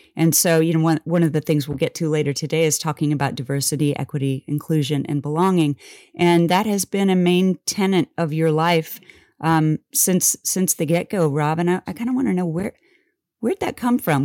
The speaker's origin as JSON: {"language": "English", "town": "Wellsville", "region": "Kansas", "country": "United States", "tie": "born or raised there", "said": "our school was kindergarten through twelfth grade in one building"}